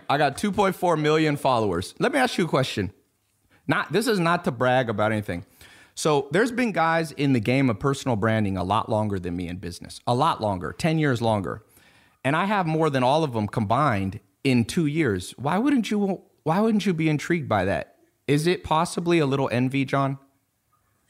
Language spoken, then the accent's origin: English; West Coast, United States; I'm from the West Coast